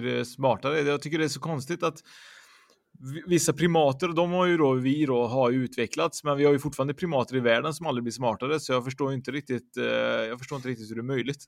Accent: Sweden; vi svenskar

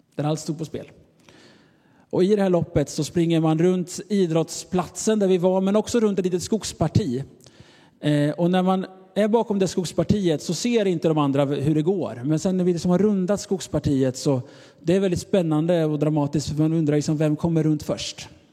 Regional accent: Sweden; Jag är av svensk nationalitet

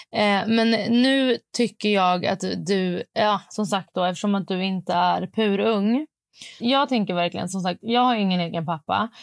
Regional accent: Stockholm, Stockholm County, Sweden; jag är från Stockholm

